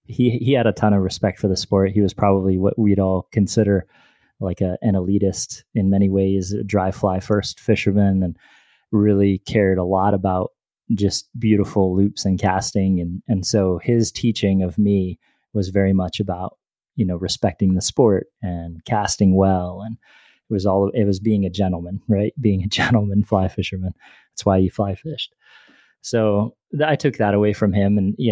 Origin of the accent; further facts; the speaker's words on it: Warren, Pennsylvania, United States; I grew up in Warren, Pennsylvania, which is up in the northwest kind of corner up by Erie.